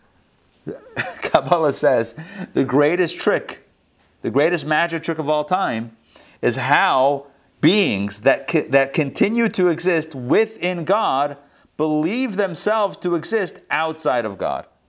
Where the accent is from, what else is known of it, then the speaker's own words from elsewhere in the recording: Pittsburgh, Pennsylvania, United States; our Chabad community growing up in Pittsburgh